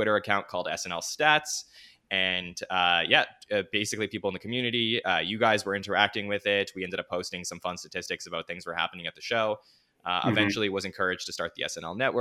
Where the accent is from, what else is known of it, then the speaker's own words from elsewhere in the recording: Montreal, Quebec, Canada; growing up in Montreal in Canada